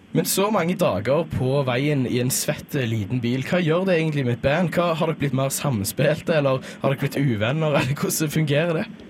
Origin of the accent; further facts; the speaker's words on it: Sandnes, Rogaland, Norway; moved away as an adult; now in Trondheim, Norway; jeg er fra Sandnes, byen i skyggen av Stavanger